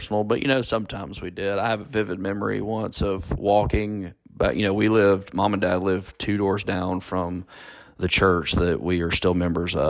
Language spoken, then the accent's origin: English; Ackerman, Mississippi, United States; we grew up there